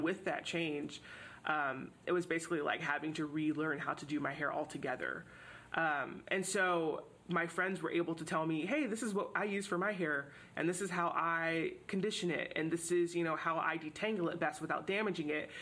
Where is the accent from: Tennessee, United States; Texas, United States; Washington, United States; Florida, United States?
Texas, United States; Houston; moved away as an adult; I grew up in Houston, which is a super diverse city